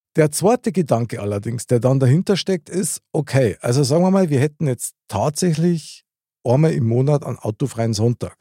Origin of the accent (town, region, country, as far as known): Munich, Bavaria, Germany; born or raised there